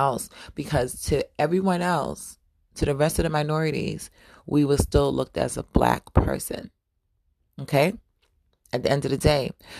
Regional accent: New York, United States; You know, growing up in New York was definitely a fashionable culture.

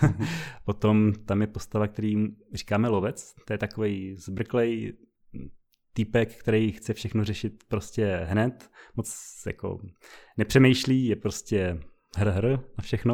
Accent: Brno, South Moravian Region, Czechia; moved away; jsme z Brna původně

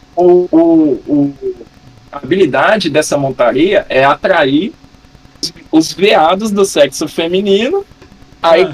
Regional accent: Rondônia, Brazil; Eu sou nascido e criado em Rondônia

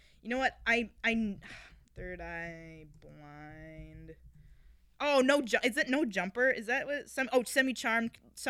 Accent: River Falls, Wisconsin, United States; also born or lived in Minneapolis area; I used to live in the Minneapolis-ish area. I'm from River Falls, good old Cowtown.

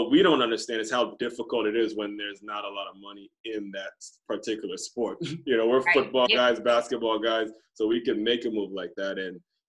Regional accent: Silver Spring, Maryland, United States; I grew up in Silver Spring, Maryland

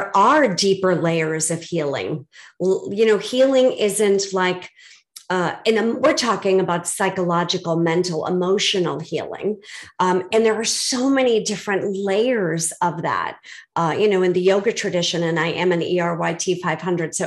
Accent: Boston, Massachusetts, United States; I'm from Boston

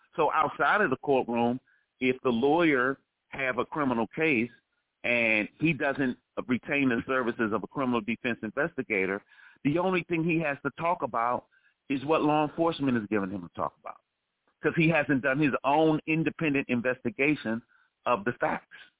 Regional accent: Washington, District of Columbia, United States; I'm from Washington, D.C.

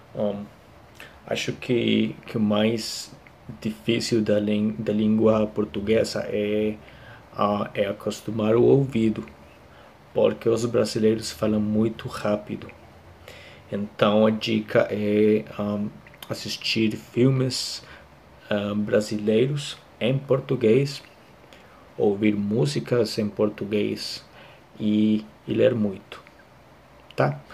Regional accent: Costa Rica; Portuguese is a second language; eu sou da Costa Rica

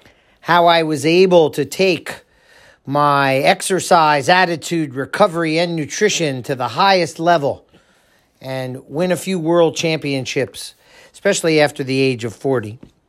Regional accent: New Jersey, United States; for the 15 years that I grew up in Monmouth County

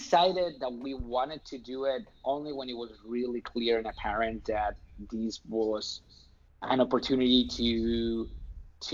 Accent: Spain; English is a second language; moved away as an adult; now in United States; I'm not from here. I'm not from the States. I'm from Spain

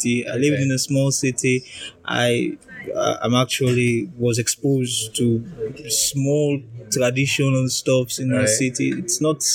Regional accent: Freetown, Western Area, Sierra Leone; moved away as an adult; now in Russia; I was raised in Freetown

